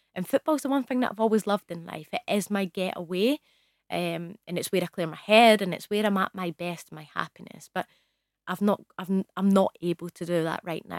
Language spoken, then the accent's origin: English; Scotland, United Kingdom; I'm from Scotland